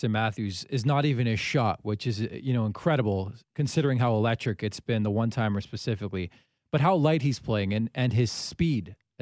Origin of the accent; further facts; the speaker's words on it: Canada; I'm Canadian